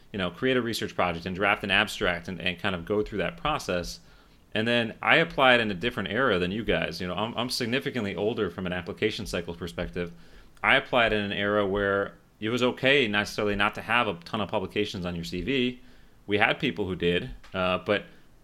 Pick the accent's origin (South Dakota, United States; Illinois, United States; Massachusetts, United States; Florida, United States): Florida, United States; Miami; moved away as an adult; also born or lived in Philadelphia; I'm from Florida